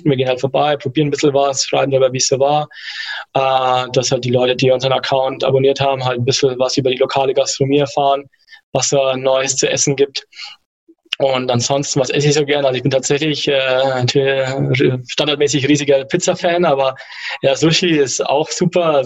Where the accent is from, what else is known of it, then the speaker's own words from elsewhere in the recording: Nuremberg, Bavaria, Germany; now in Munich, Germany; Ich komme eigentlich ursprünglich aus Nürnberg, äh, wohne jetzt aber in München.